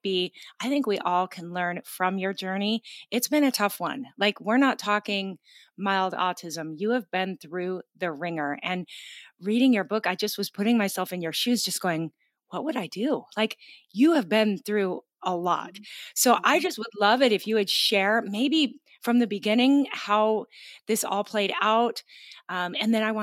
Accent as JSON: {"language": "English", "town": "Gig Harbor", "region": "Washington", "country": "United States", "tie": "born or raised there", "said": "my hometown in Washington State is Gig Harbor, G-I-G, Harbor"}